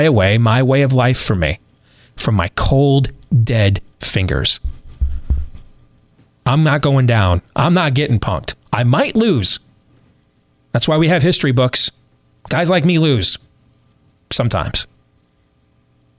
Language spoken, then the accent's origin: English; Iowa, United States; my home state